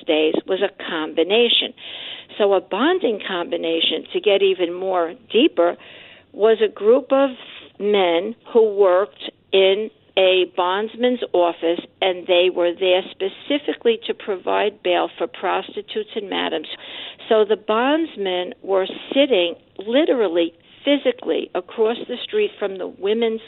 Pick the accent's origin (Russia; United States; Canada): United States; New York City, New York; I'm a New Yorker